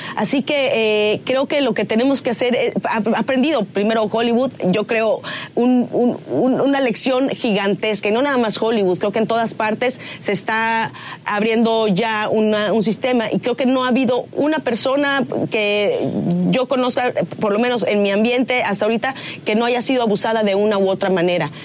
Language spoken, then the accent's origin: Spanish; Mexico; moved away as an adult; now in United States; amo México y soy mexicana antes que cualquier otra cosa